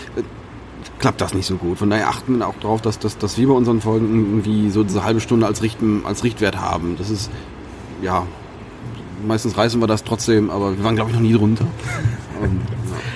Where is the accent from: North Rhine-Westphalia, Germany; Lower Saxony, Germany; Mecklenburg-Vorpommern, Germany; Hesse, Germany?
North Rhine-Westphalia, Germany; Sauerland; ich komme aus dem Sauerland